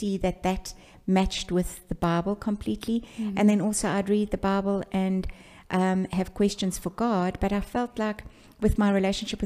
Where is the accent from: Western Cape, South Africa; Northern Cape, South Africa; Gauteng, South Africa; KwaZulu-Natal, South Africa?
KwaZulu-Natal, South Africa; Pietermaritzburg; I was born in Pietermaritzburg, and that's in KwaZulu-Natal